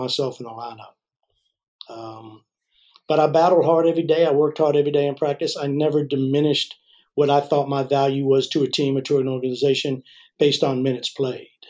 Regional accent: Maryland, United States; moved away as an adult; I'm originally from Maryland. And was blessed with an incredible upbringing

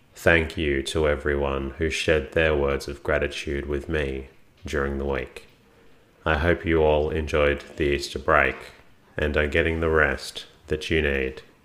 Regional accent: Melbourne, Victoria, Australia; my hometown of Melbourne

